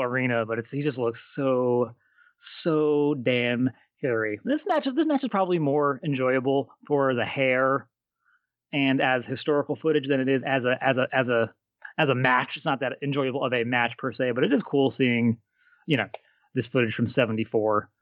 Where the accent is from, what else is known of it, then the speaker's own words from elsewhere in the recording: Stamford, Connecticut, United States; I'm from, grew up in Stanford